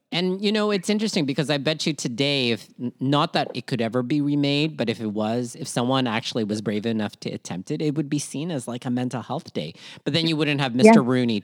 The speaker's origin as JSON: {"language": "English", "country": "Philippines", "said": "part of this collectivist-based culture that we call being Filipino"}